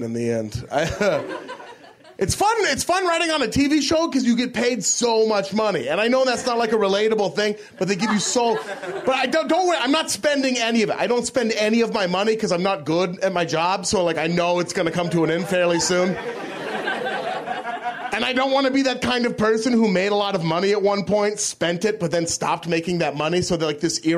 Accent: Portland, Oregon, United States; I'm from Portland, Oregon

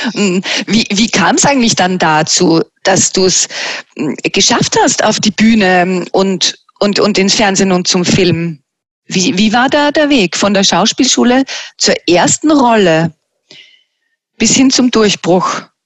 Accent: Mostviertel, Lower Austria, Austria; ich bin ja nicht unweit von dir aufgewachsen in Bürheimkirchen auch im Mostviertel

